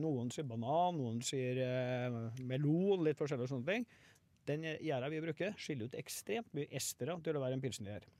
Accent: Trondheim, Trøndelag, Norway; jeg er født på Ese Dals stiftelse

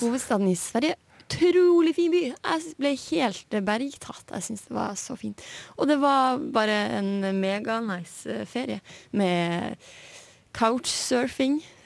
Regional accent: Hammerfest, Finnmark, Norway; now in Trondheim, Norway; i hjembyen min Hammerfest

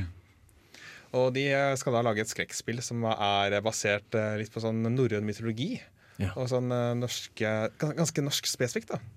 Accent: Lillestrøm, Akershus, Norway; also born or lived in Fetsund; jeg er fra Lillestrøm-området

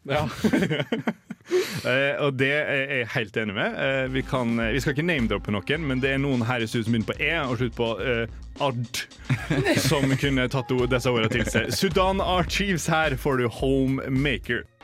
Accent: Molde, Møre og Romsdal, Norway; moved away; hjemme i Molde sentrum

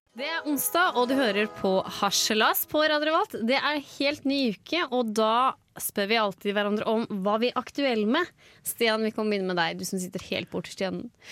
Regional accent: Vestfold, Norway; Jeg er ikke fra Gudbrandsdalen, jeg er fra eh, Vestfold.

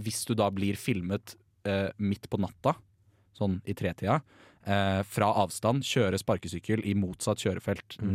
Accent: Bærum, Akershus, Norway; now in Trondheim, Norway; Vi er fra Bærum

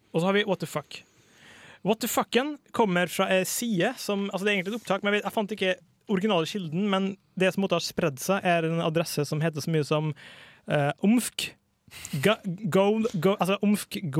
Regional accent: Borås, Västra Götaland, Sweden; født i 1980 i Borås, som er der jeg vokste opp sjøl.

